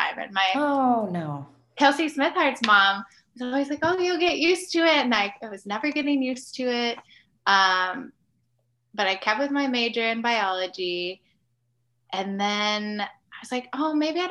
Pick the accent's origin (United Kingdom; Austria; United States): United States; Ottumwa, Iowa; moved away as an adult; also born or lived in Davenport, Iowa; now in Lawrenceville, United States; I grew up in Ottumwa, Iowa